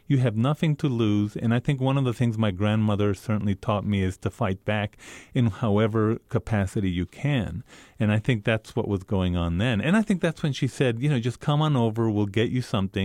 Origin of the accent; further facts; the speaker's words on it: Isleta, New Mexico, United States; And I'm not. I'm a Chicano from Isleta.